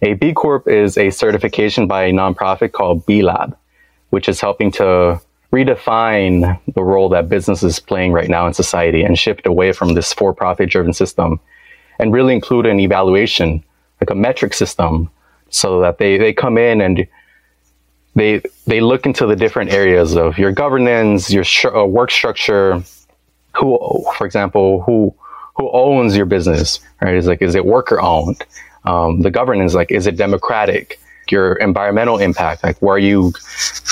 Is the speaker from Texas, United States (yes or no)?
yes; Dallas, Texas, United States; moved away as an adult; also born or lived in Washington, District of Columbia, United States; I'm back here in my hometown in Dallas